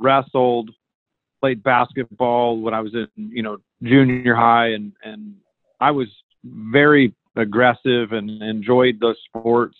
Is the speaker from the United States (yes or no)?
yes; the Northwest, Pacific Northwest, United States; I grew up in the Northwest